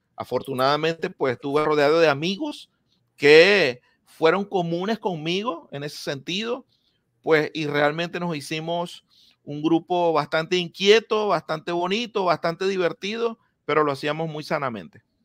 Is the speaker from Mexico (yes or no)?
no; Maracaibo, Zulia, Venezuela; now in Miami, United States; en Maracaibo crecí, en Maracaibo me crié